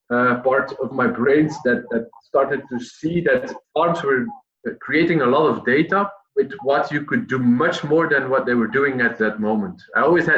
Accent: the Flemish part, Flanders, Belgium; moved away as an adult; now in Utrecht, Netherlands; I work at the University of Utrecht at this moment, but I grew up in Belgium, the Flemish part

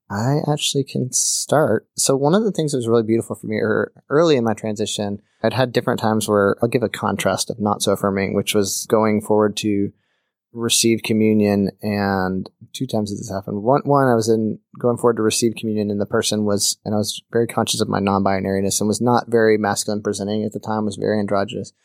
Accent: Birmingham, Alabama, United States; I grew up in Birmingham, Alabama

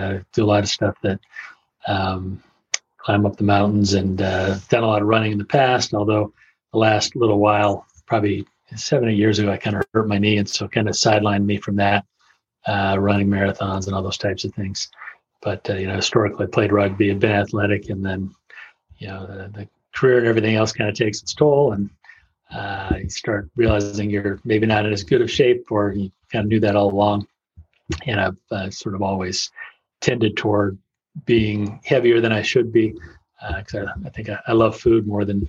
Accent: Las Vegas, Nevada, United States; moved away as an adult; also born or lived in Russia / Chicago / California; I grew up actually in Las Vegas

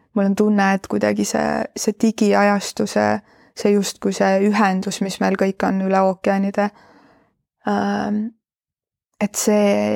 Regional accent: Estonia; ma olen idablokist pärit, eks, eks minus on nagu mingit sellist garaažide vahel üles äh, kasvanud äh, provintsilinna tüdruku

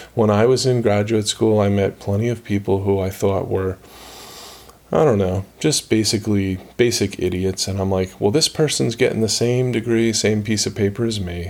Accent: United States; born or raised there

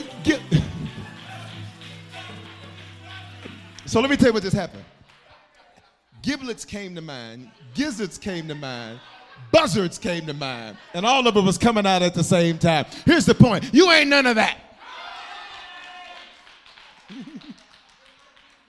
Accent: Memphis, Tennessee, United States; also born or lived in Denver, Colorado; I was born in Denver but raised in Memphis

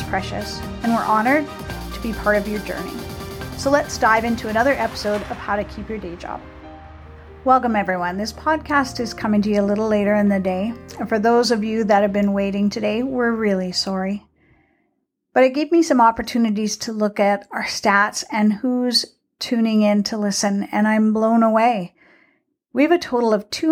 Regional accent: Selkirk, Manitoba, Canada; my hometown of Selkirk, Manitoba

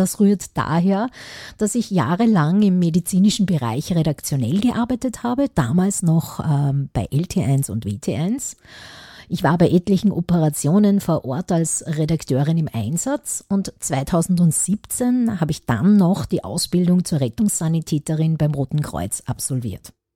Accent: Upper Austria, Austria; ich komme aus Oberösterreich

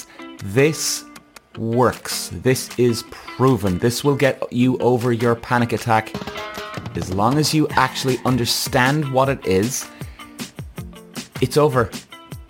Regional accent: Cork, Munster, Ireland; also born or lived in London; I was coming home from London back to Cork every 3 or 4 weeks

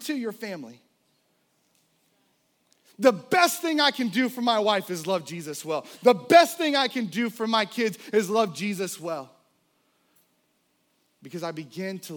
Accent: the South, United States; I was born in the South

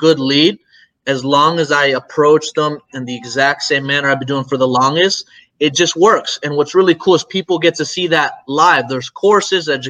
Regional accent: Tampa, Florida, United States; Florida, I'm from Tampa

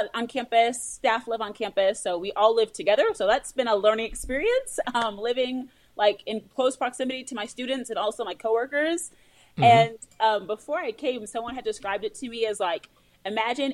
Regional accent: near Lansing, mid Michigan, United States; moved away as an adult; also born or lived in Holland, Michigan / Houston, Texas; now in Kenya; I grew up in the mid Michigan area by Lansing.

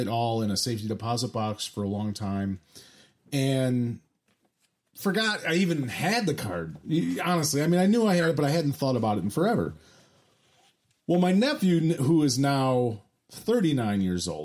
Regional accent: Chicago, Illinois, United States; I grew up in Chicago in the 80s and 90s

